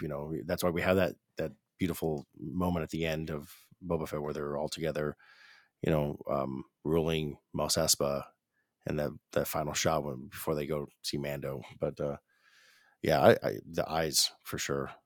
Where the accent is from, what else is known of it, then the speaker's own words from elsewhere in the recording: Hollywood, California, United States; I'm Cuban, uh, or at least Cuban descent. I was born in Hollywood, California